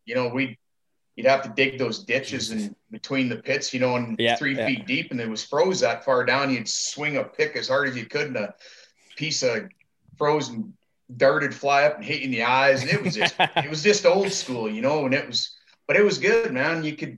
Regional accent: Medicine Hat, Alberta, Canada; my buddy Kevin Rockhorn and I, you know, like, you know, we grew up down there in Medicine Hat, and that's what that whole city was predicated on, was oil and gas business.

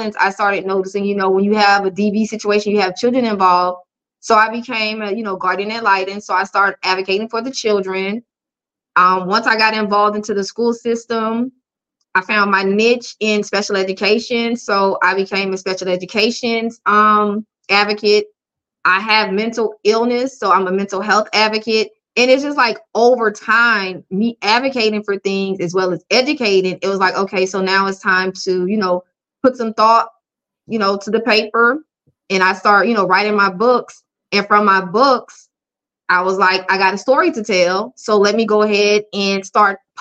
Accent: Sumter, South Carolina, United States; I am from Sumter, South Carolina

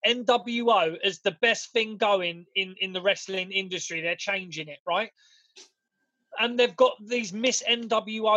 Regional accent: England, United Kingdom; We're British, mate. We're English.

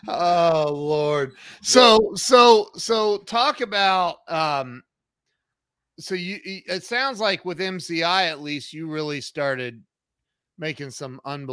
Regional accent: Columbus, Ohio, United States; I'm from Columbus, Ohio.

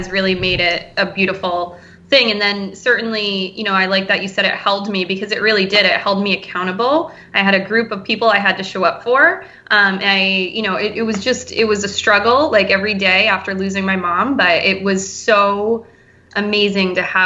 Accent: New Hampshire Seacoast, United States; also born or lived in Portland, Maine / Boston area, Massachusetts / Cape Cod, Massachusetts; I grew up here on the Seacoast, and I moved away, and I lived in Portland, Maine

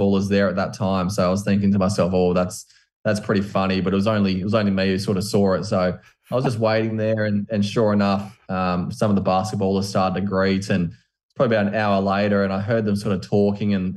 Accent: Australia; I'm from Australia

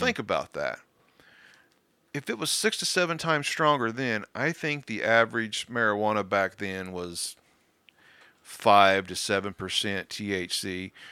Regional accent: Kansas, United States; I'm from Kansas

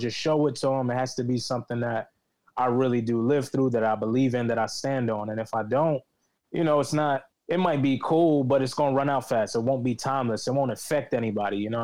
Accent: New York City, New York, United States; I reside in the Bronx, New York, but I was born and raised in Harlem and the Bronx

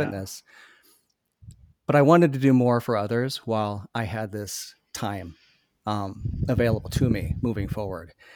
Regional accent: Iowa, United States; now in Minnesota, United States; growing up in Iowa

